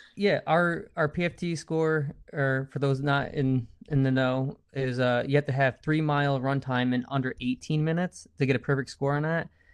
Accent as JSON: {"language": "English", "region": "East Coast", "country": "United States", "said": "I'm from the East Coast"}